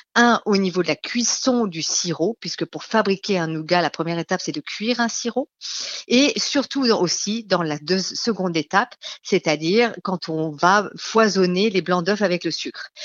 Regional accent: Lorraine, Grand Est, France; moved away; Alors moi, je suis Lorraine à la base. Quand je remontais en Lorraine

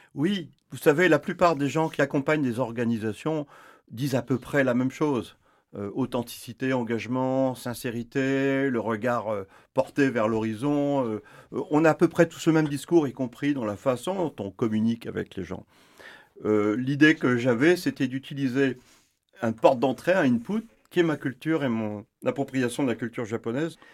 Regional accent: France; chez nous en France

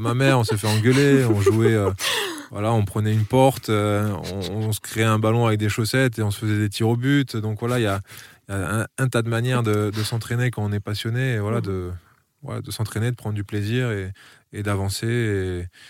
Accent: Frontignan, Occitania, France; born or raised there; also born or lived in Niš, Serbia / Strasbourg, France / Colmar, France

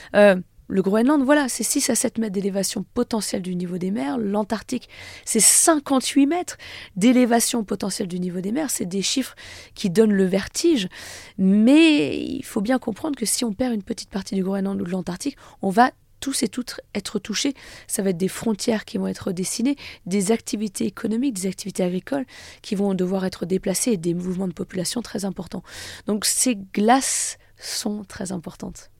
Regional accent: France; chez nous, en France

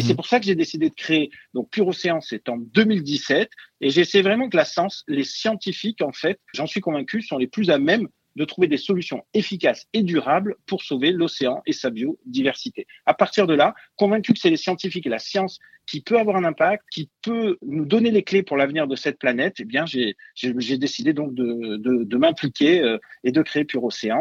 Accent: Marseille, Provence-Alpes-Côte d'Azur, France; je suis marseillais d'origine donc au bord de l'eau

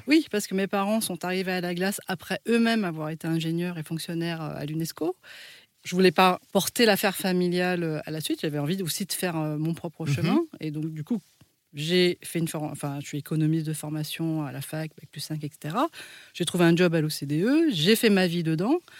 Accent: France; On est en France, on est français, mais en fait, on n'a pas la même tête que les Français

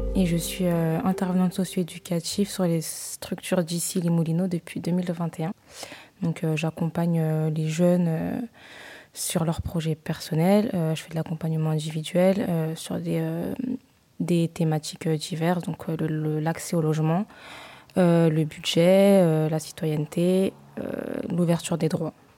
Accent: Morocco; moved away as an adult; also born or lived in Bordeaux, France / Paris, France; now in Verdun, France; je suis marocaine, donc je, suis née, j'ai grandi au Maroc

